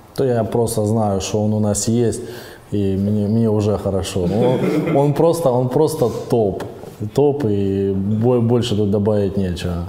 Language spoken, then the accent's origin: Russian; Kupiansk, Kharkiv Oblast, Ukraine; я сам родом с Купинска, а в Купинске молодежь говорила на русском языке